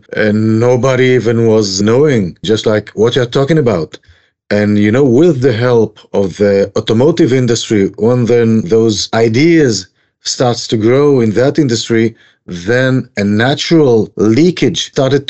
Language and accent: English; Tel Aviv, Tel Aviv District, Israel; moved away as an adult; now in Kedumim; Originally from Tel Aviv, and then I moved with my wife to Kedumim, Shomron area